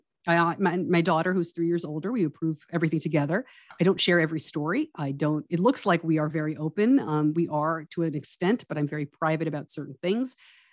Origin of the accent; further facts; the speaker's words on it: Westchester County, suburban New York City, United States; I grew up in suburban New York, outside of New York City